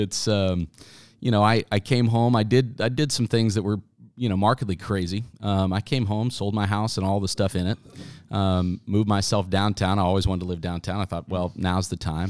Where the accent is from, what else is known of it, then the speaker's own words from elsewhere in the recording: Wichita, Kansas, United States; moved away as an adult; I grew up in Wichita